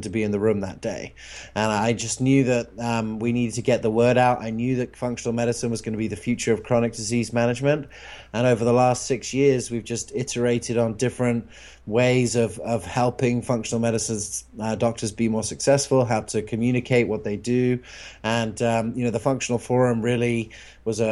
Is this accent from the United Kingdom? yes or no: yes; England, United Kingdom; moved away; where I grew up in England